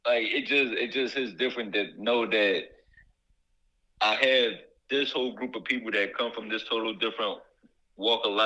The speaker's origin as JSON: {"language": "English", "town": "Philadelphia", "region": "Pennsylvania", "country": "United States", "said": "I'm a nigga from West Philly."}